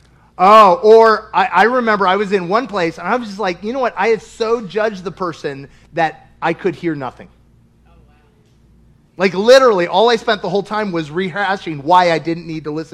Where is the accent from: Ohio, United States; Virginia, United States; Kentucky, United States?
Kentucky, United States; I'm from Kentucky